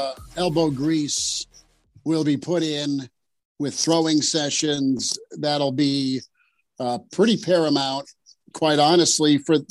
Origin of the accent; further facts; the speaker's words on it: Kearney, Nebraska, United States; I'm from Kearney and don't need a green jersey, right?